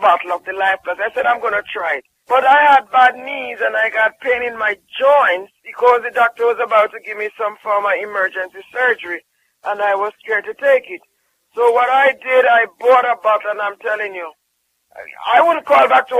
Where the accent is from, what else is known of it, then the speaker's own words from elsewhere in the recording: Jamaica; I'm from Jamaica